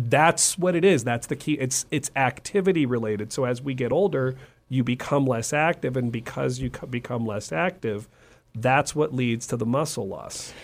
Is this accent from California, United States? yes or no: yes; California, United States; moved away; also born or lived in Texas; I'm originally from California.